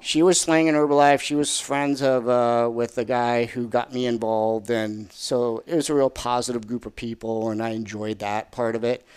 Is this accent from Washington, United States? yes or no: no; Arizona, United States; moved away as an adult; also born or lived in Colorado / Chicago / Southern California; I was, uh, born and raised in Arizona, so I'm a native.